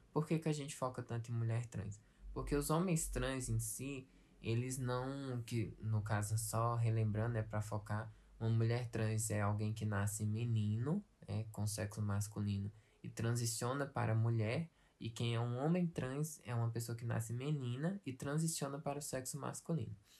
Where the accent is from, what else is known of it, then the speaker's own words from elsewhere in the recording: Brazil; aqui no Brasil